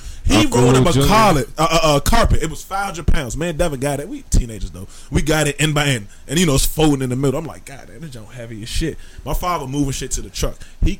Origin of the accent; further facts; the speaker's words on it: Guthrie, Kentucky, United States; I'm Guthrie, Kentucky.